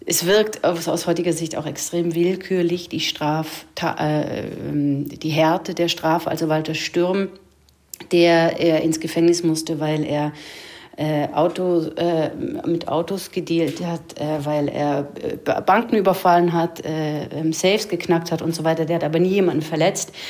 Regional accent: Basel, Basel-Stadt, Switzerland; accent: Swiss German; Ich, ich, ich, spreche äh, ein seltsames Schweizerdeutsch. Ich weiß nicht genau wieso. Ich bin in Basel aufgewachsen, aber ich spreche nicht den Basler Dialekt.

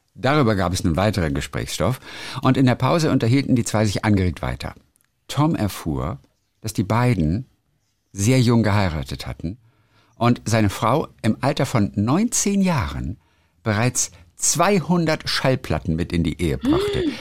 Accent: Germany; bei uns in Deutschland

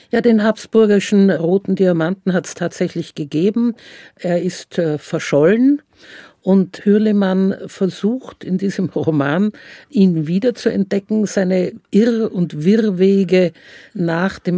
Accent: Vienna, Austria; Ich bin Wienerin, ich finde das immer noch sehr komisch

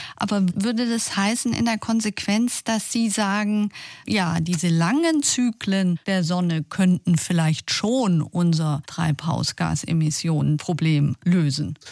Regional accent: Germany; Bei uns in Deutschland

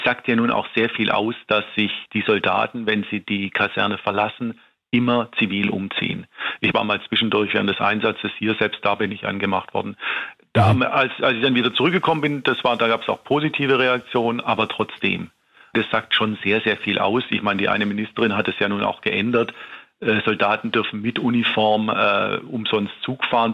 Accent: Tübingen, Baden-Württemberg, Germany; Ich bin in Tübingen aufgewachsen

